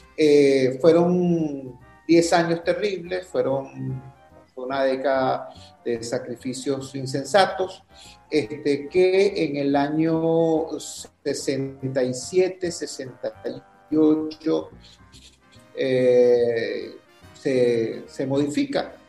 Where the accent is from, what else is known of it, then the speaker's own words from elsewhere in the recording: Caracas, Capital District, Venezuela; also born or lived in Valencia, Venezuela; así es como llegamos a Caracas y así es como llegamos a los Magallanes de Catia